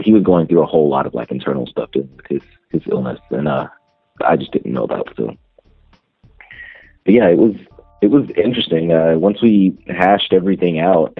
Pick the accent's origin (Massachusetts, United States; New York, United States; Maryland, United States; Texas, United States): Texas, United States; Dallas; also born or lived in Detroit, Michigan / Europe; born in Detroit. I was raised in Dallas, Texas.